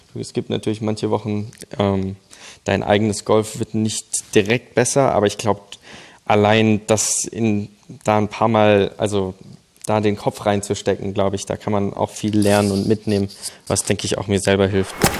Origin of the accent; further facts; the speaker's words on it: Germany; moved away as an adult; also born or lived in Mannheim area; now in Oklahoma, United States; ich bin in Deutschland aufgewachsen